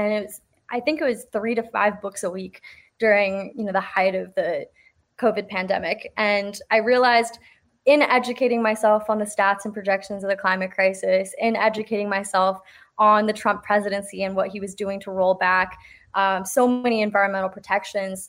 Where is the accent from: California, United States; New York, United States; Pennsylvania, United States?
California, United States; South Bay, San Francisco Bay Area; I grew up in the Bay Area. I'm from the South Bay, and I've never left